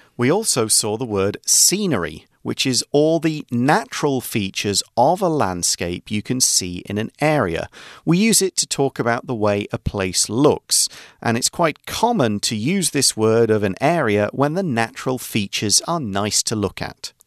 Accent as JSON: {"language": "English", "town": "Nottingham", "region": "East Midlands", "country": "United Kingdom", "moved": "yes", "said": "I come from Nottingham, a city in central England"}